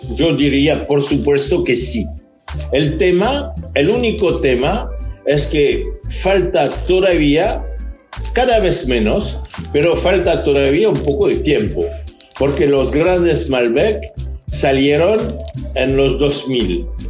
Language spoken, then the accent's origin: Spanish; Pomerol, Nouvelle-Aquitaine, France; Spanish is a second language; Yo nací en Pomerol